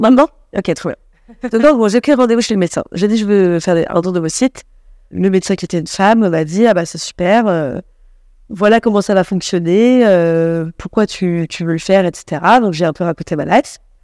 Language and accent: French; Paris, Île-de-France, France; j'ai grandi à Paris avec des gens plutôt de, de classe moyenne supérieure